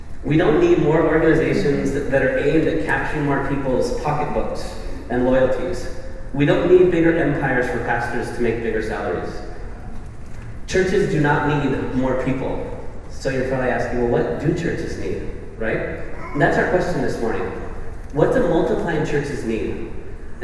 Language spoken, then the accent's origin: English; Spain; We're all from Spain